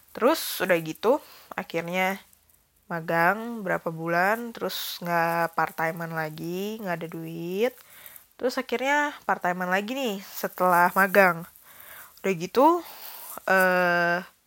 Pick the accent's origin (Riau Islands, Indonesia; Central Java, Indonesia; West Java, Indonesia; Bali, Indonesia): Bali, Indonesia; aku SD semester kedua kelas 3 sampai SMA aku di Bali